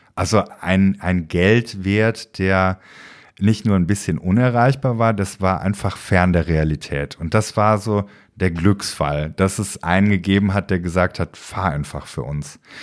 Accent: Aachen, North Rhine-Westphalia, Germany; Ich bin ja gebürtiger Aachener

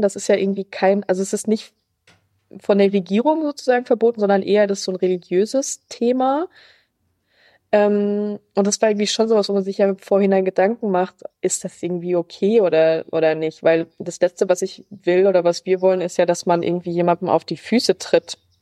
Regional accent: Germany; wir sind aus Deutschland

